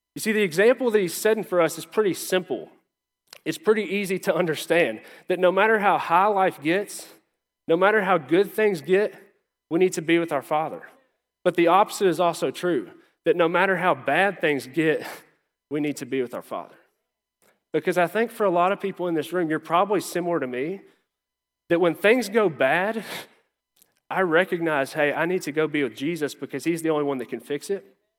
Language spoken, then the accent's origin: English; Lawrenceburg, United States; moved away; I grew up in Lawrenceburg, small town